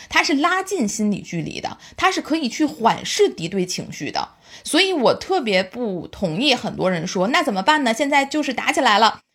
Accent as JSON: {"language": "Chinese", "country": "China", "said": "我们中国人"}